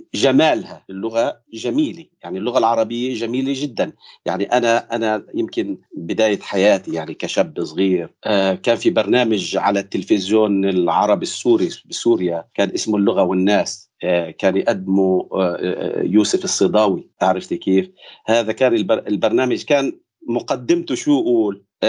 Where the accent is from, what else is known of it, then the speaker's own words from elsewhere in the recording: Palestine; accent: Palestinian; first language Arabic; moved away; اللهجه العربيه اللي انا بحكيها كفلسطيني ابن مخيم